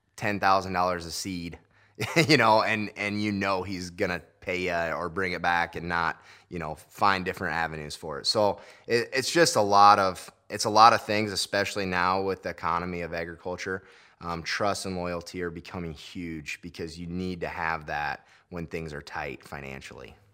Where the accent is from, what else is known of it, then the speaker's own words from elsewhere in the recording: Lakeview, Iowa, United States; come back to my home area in Lakeview